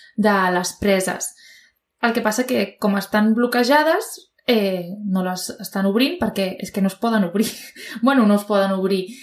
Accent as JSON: {"language": "Catalan", "area": "Province of Tarragona", "region": "Catalonia", "country": "Spain", "said": "sóc de Terres de l'Ebre, però sóc de la província"}